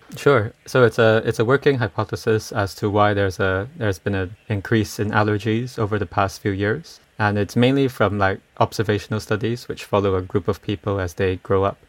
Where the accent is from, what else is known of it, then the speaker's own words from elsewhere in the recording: Malaysia; I'm from Malaysia